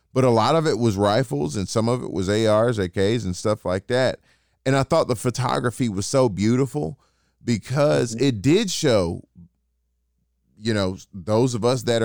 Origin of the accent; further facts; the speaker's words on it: Atlanta, Georgia, United States; I'm still from Atlanta